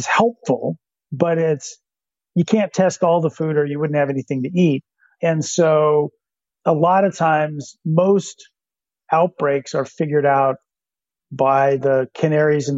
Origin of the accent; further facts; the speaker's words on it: Hood Canal, Washington, United States; I grew up on the Hood Canal